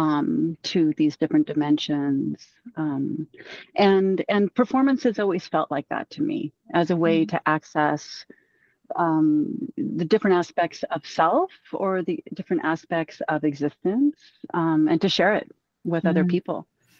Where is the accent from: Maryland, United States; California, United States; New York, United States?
California, United States; Southern; I grew up in Southern California and I grew up in the beaches